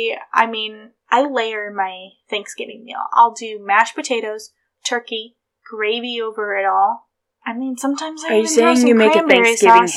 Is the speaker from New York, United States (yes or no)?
yes; New York, United States; born there; I was born in New York and you grew up in Ohio, and Ohio is very different.